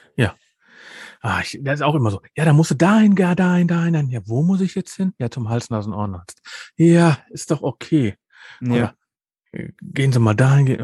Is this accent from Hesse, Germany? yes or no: no; Ruhr area, North Rhine-Westphalia, Germany; Bei uns im Ruhrgebiet